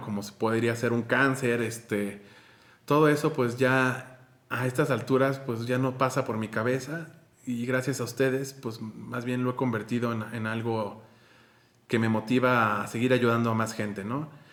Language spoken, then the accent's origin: Spanish; Mexico; soy de México